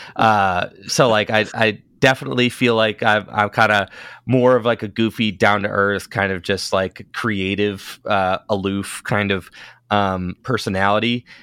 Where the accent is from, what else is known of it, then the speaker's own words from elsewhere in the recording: Northeast Ohio, United States; I was a player from Northeast Ohio